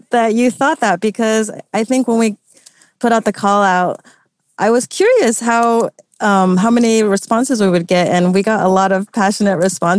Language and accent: English; United States; I'm Taiwanese American, so, you know, a lot of my friends are also second gen Taiwanese American